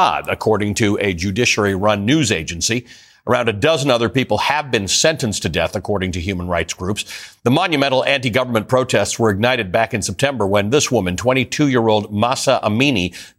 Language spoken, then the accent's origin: English; Toronto, Ontario, Canada; I grew up in Toronto